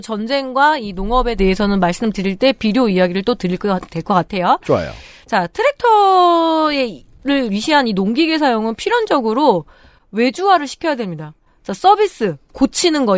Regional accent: Chungju, North Chungcheong, South Korea; 충주 출신이다 보니까

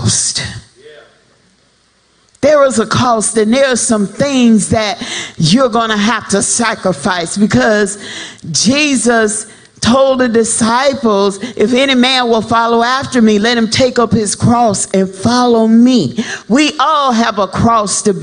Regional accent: South Florida, United States; I'm from South Florida, so I used to hang out with my home people

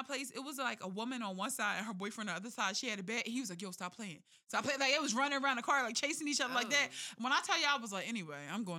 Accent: Philadelphia, Pennsylvania, United States; I'm from North Philly.

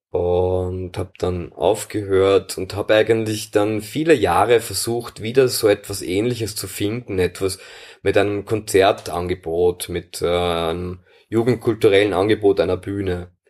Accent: Wiener Neustadt, Lower Austria, Austria; ich komme aus Wiener Neustadt

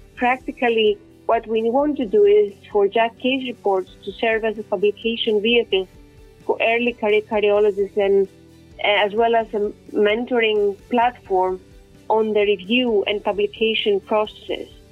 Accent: Athens, Attica, Greece; moved away as an adult; also born or lived in Ioannina, Greece; now in London, United Kingdom; I was born and raised in Athens, uh, Greece

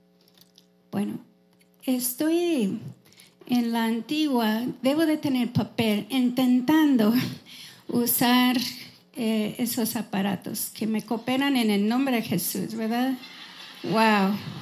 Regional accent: Wisconsin, United States; Spanish is a second language; moved away as an adult; now in Houston, United States; yo crecí en Wisconsin, en una granja

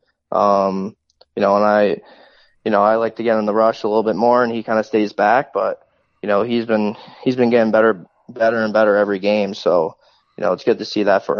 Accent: Connecticut, United States; moved away; my hometown, you know, close to home.

